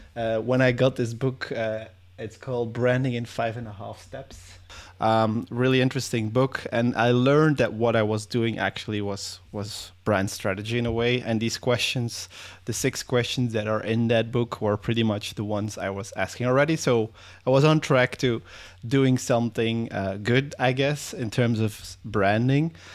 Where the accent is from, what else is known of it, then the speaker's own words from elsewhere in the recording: Belgium; I'm from Belgium.